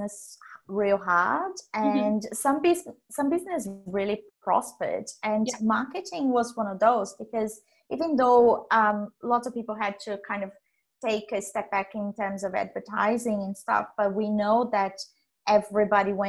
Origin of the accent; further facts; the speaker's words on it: Brazil; moved away as an adult; now in Australia; I was born in Brazil